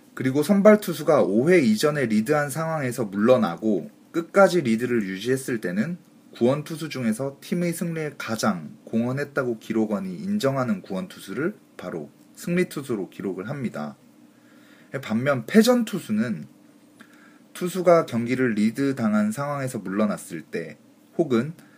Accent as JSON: {"language": "Korean", "region": "Busan", "country": "South Korea", "said": "저도 뭐 부산 사나이 아닙니까"}